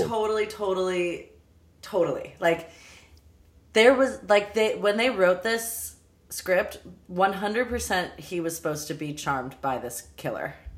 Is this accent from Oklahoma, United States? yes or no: no; Los Angeles, California, United States; I'm from Los Angeles